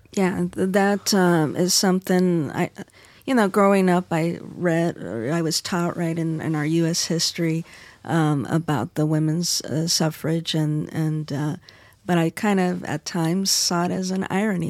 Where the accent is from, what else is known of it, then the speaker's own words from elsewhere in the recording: Arizona, United States; in my home state, Arizona